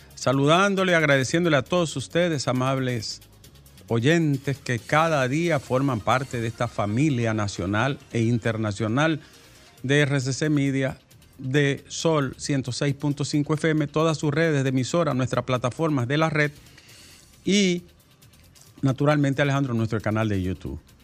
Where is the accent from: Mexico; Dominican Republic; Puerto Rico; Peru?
Dominican Republic; Bonao, Monseñor Nouel; mi pueblo, Bonao